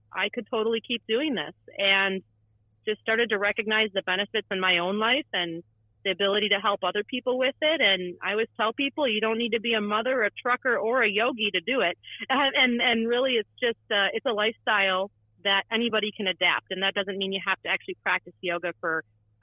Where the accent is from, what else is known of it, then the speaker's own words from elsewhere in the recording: Wisconsin, United States; born and raised Wisconsin. I'm a Wisconsinite through and through.